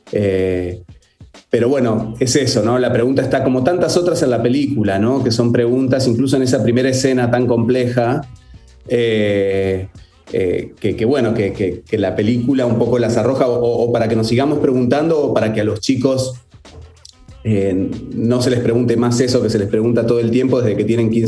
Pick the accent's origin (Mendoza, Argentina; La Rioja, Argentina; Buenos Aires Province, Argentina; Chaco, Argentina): Buenos Aires Province, Argentina; Carmen de Patagones; Sí, sí, soy nacido y, y criado allí, en Carmen de Patagones.